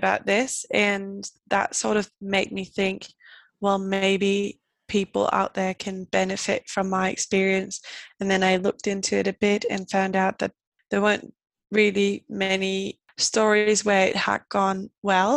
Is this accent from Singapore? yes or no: no; Denmark; I am 25 and I'm from Denmark